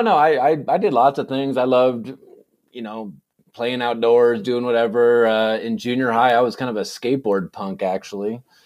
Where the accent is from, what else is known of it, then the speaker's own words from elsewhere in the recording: Saratoga, California, United States; moved away as an adult; also born or lived in Provo, Utah; now in Snowflake, United States; I was born and raised in, uh, in California, in the Bay Area